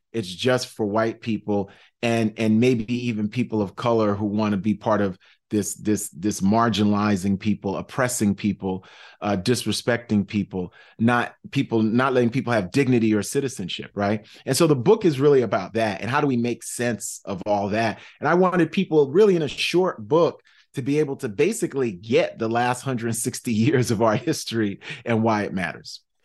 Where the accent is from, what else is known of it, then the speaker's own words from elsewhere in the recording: New York City, New York, United States; also born or lived in Manhattan / Brooklyn; I'm from South Side, Jamaica, Queens, you know, born in Manhattan, toddlered in Brooklyn and raised in Queens. So I'm New York City just through and through.